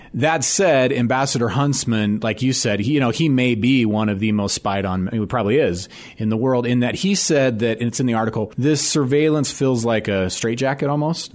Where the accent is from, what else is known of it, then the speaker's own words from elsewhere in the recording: United States; as an American